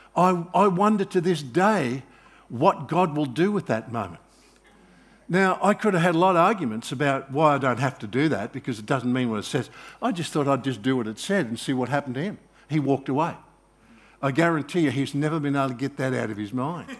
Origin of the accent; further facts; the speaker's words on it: Australia; I'm Australian, I'm not, I'm not Israeli